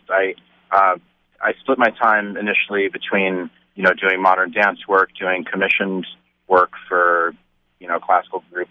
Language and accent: English; Stony Brook, New York, United States; I grew up in Stony Brook, out on Long Island in New York